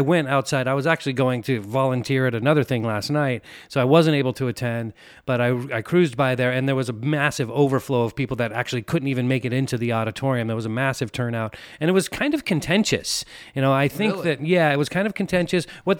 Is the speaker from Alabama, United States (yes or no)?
no; Pleasant Hill, California, United States; moved away; I'm from Pleasant Hill.